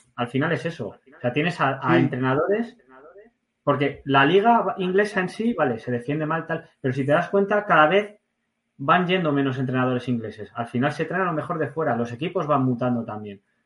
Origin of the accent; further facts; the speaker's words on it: Community of Madrid, Spain; accent: Madrilenian with Asturian and Basque traits; also born or lived in Asturias / Basque Country; Tengo la chulería madrileña y luego lo bruto de, los asturianos y los vascos